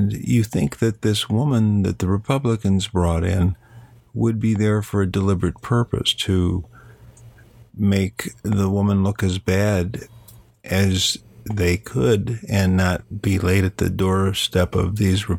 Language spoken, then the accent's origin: English; Illinois, United States